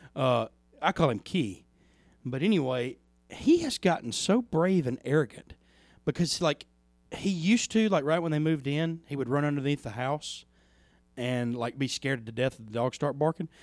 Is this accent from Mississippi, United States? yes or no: yes; Plantersville, Mississippi, United States; I grew up in Plantersville for the mo, for half of my life.